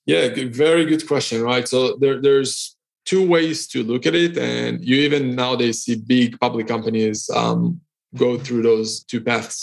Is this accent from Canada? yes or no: no; Israel; now in Cyprus; I'm originally from Israel. I'm currently based in Cyprus